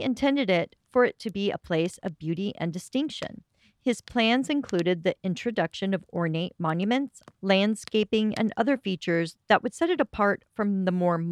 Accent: Colorado, United States; Growing up in Colorado

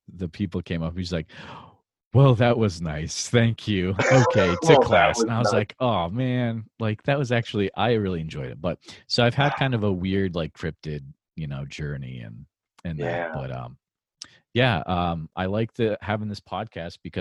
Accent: New England, United States; moved away; also born or lived in Central Iowa; I grew up in New England

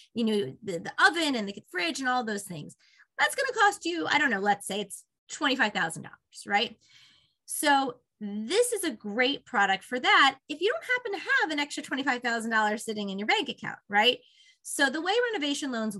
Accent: Northeast, United States; moved away as an adult; also born or lived in Virginia; I'm from the Northeast originally, so I'm excited. I live in Westchester, and I'm excited to be back home

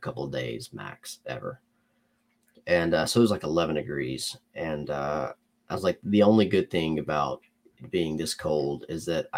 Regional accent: Alabama, United States; also born or lived in Georgia; Born in Georgia, raised in Alabama. I've never lived outside of Alabama or Georgia

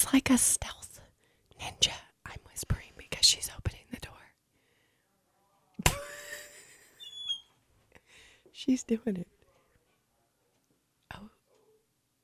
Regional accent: California, United States; I grew up in California

